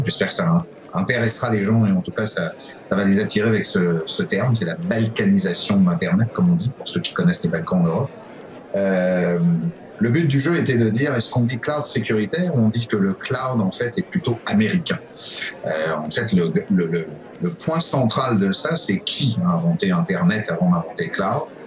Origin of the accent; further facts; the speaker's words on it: France; moved away as an adult; now in Quebec City, Canada; je suis arrivé à Québec, je suis français d'origine, je, je, suis évidemment citoyen canadien, arrivé à Québec en 2011